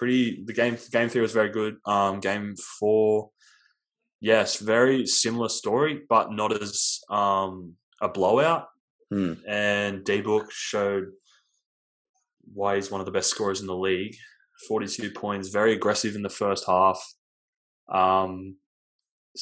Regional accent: Australia; we're sensitive Australian basketball fans

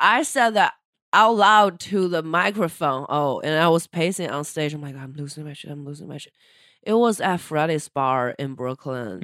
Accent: China; moved away as an adult; now in New York, United States; I'm a Chinese person from China

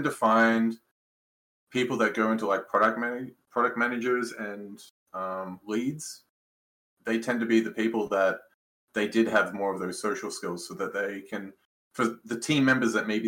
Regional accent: Canberra, Australian Capital Territory, Australia; moved away as an adult; now in Canada; I come from Canberra, Australia. So it's the capital of Australia

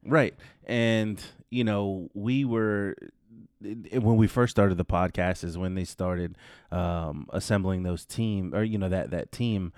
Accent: California, United States; the same area that I grew up in in California

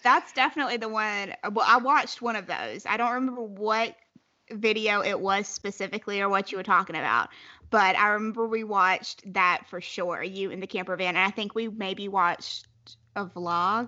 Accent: South Carolina, United States; I'm from South Carolina

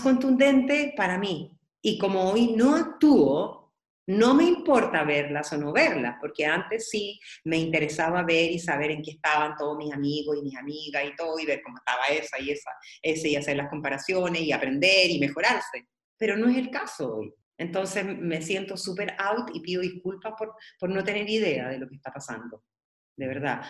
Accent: Peralillo, O'Higgins, Chile; born or raised there; also born or lived in San Fernando

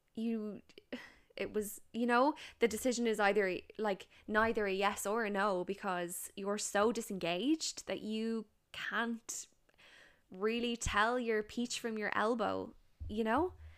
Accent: Ireland; we're Irish

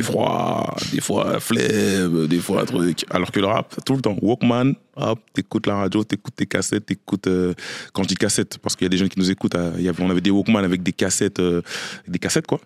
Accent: Courcouronnes, Île-de-France, France; je suis né et j'ai grandi à Courcouronne, dans le 91, dans le quartier du Canal

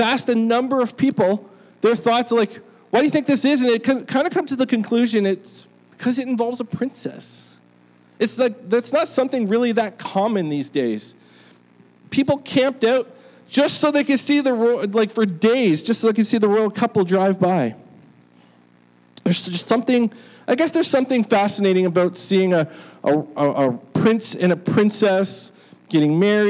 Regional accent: United Kingdom; born there; I mean, I was born in Great Britain, so I guess I was supposed to care by birth, but I actually don't.

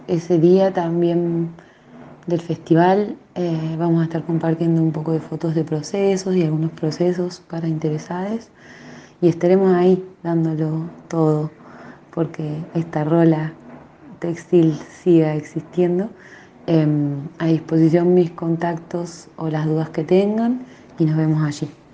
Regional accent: Santa Bárbara, La Rioja, Argentina; Soy una artesana de Santa Bárbara, de las teleras de Santa Bárbara soy

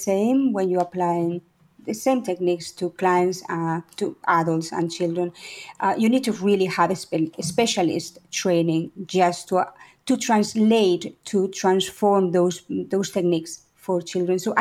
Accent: Spain; also born or lived in Paris, France / Valencia, Spain; I'm Spanish. I was born actually in Paris, but I grew up in Spain.

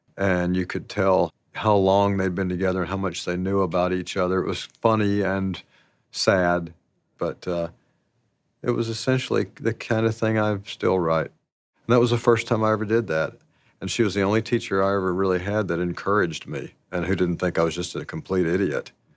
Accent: Alpine, Arkansas, United States; I grew up in Alpine, Arkansas, and, uh, the population there was a hundred and ten

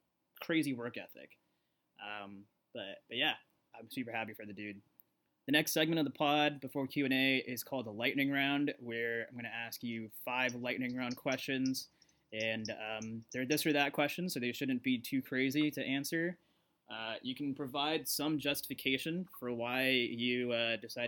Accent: Arizona, United States; I grew up in Arizona.

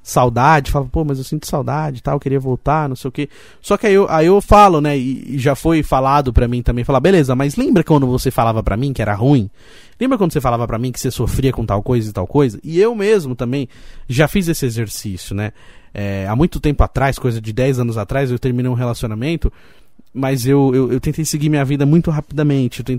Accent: Roseira, São Paulo, Brazil; Eu, eu nasci em São Paulo, aí depois quando eu tinha 5 anos de idade, a minha família mudou aqui pra Roseira, e, infelizmente algum tempo depois o meu pai faleceu, faleceu quando eu tinha 8 anos, perdi meu pai, e continuamos aqui em Roseira

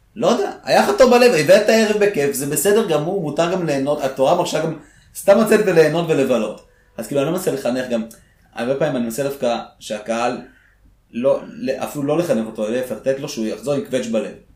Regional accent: Israel; also born or lived in Soviet Union; כשאנחנו הגענו לארץ

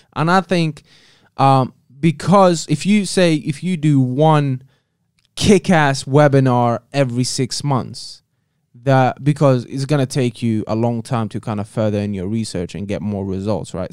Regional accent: Algeria; moved away; the country of Algeria, my home country

